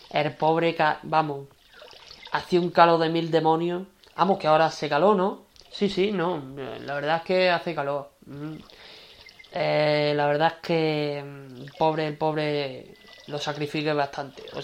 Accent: Seville, Andalusia, Spain; now in Lugo, Spain; Mami, yo realmente soy de Sevilla, pero me vine aquí al Lugo Mm. Me vine aquí a Lugo a vivir porque era una zona bonita

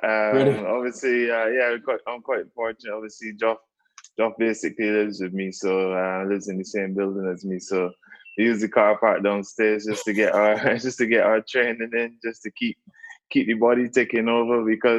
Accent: Barbados; moved away; Like growing up in Barbados

